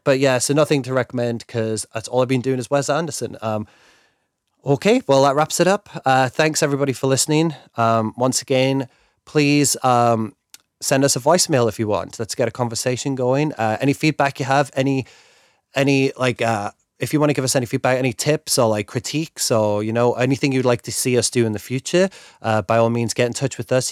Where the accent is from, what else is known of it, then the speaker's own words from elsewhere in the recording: England, United Kingdom; me being English